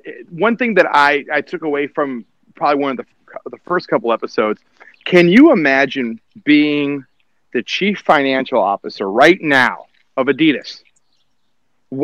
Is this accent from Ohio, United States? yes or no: no; Detroit, Michigan, United States; now in Fresno, United States; I grew up in Metro Detroit. I grew up in the suburbs.